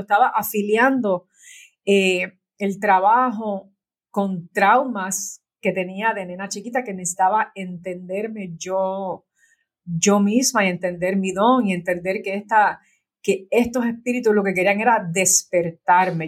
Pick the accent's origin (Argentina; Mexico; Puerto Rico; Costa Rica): Puerto Rico; moved away as an adult; yo nací en Puerto Rico y en Puerto Rico hay muchos santeros